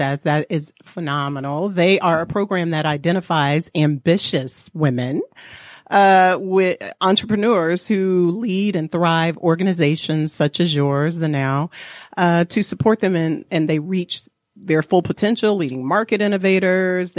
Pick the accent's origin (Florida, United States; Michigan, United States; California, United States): Florida, United States; I'm from Florida